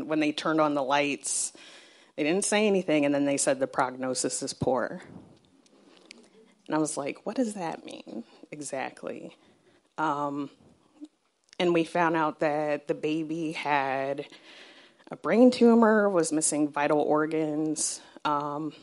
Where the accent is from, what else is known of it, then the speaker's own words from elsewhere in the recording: Southern Arizona, United States; I grew up in Southern Arizona